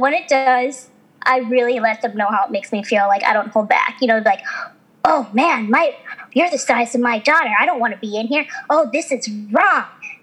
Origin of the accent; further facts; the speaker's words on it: Midwest, United States; I grew up in the Midwest